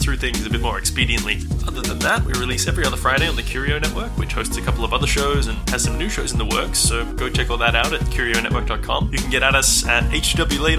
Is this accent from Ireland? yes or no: yes; Ireland; I'm Irish